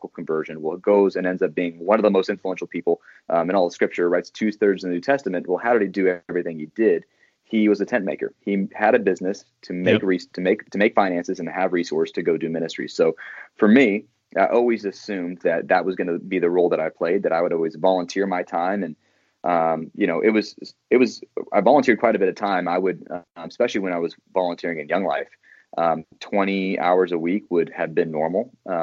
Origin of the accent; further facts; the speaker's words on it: Santa Barbara, California, United States; now in Seattle, United States; I grew up in a place called Santa Barbara, California, a beautiful place where it's 75 and sunny. Now live in Seattle, Washington